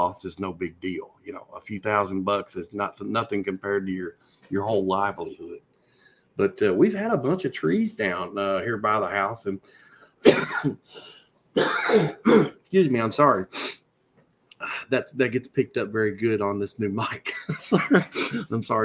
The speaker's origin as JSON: {"language": "English", "region": "Kentucky", "country": "United States", "said": "I'm from Kentucky"}